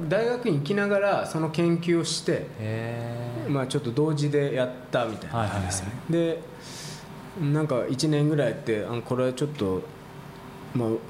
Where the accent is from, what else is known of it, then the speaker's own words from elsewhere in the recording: Kanagawa, Japan; 僕生まれも育ちも湘南だったんで